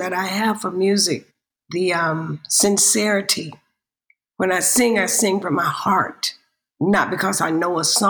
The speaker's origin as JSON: {"language": "English", "town": "Hanceville", "region": "Alabama", "country": "United States", "tie": "born or raised there", "said": "I was born in Hanceville, Alabama, 30 miles north of Birmingham"}